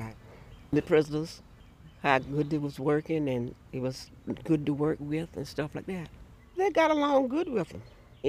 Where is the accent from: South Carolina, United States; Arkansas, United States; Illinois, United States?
South Carolina, United States; Camlin farm, near Florence; I grew up on the Camlin farm. We were sharecropping with him.